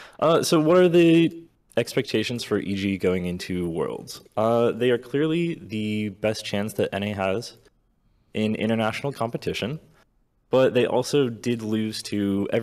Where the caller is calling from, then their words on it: St. Louis, Missouri, United States; St. Louis, Missouri.